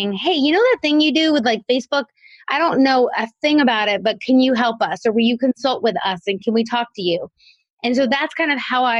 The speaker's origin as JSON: {"language": "English", "region": "South Carolina", "country": "United States", "tie": "born or raised there", "also_born_or_lived": "Kentucky", "moved": "as an adult", "said": "we moved to my hometown of South Carolina"}